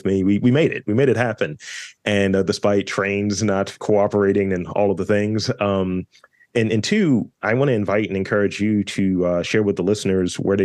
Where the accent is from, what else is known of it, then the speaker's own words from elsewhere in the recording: Baltimore, Maryland, United States; a proud Baltimorean